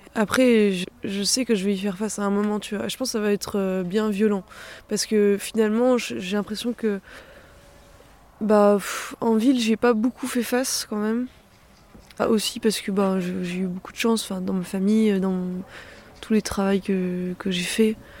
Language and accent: French; Clermont-Ferrand, Auvergne-Rhône-Alpes, France; now in Cunlhat, France; Moi, j'ai grandi à Clermont